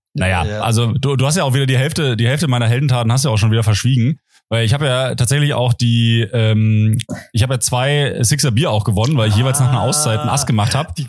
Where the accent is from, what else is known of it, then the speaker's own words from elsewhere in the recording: Potsdam, Brandenburg, Germany; in Potsdam, in meiner Heimatstadt